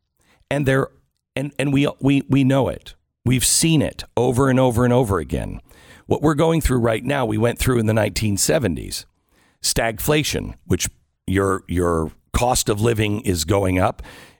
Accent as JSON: {"language": "English", "region": "Pacific Northwest", "country": "United States", "tie": "born or raised there", "said": "I grew up in the Pacific Northwest, so I'm used to that kind of weather and everything else."}